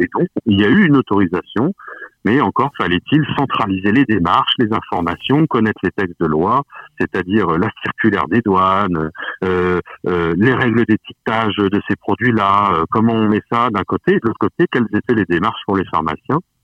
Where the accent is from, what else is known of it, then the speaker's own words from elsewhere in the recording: Mulhouse, Grand Est, France; moved away; j'ai grandi à Mulhouse, j'ai de la famille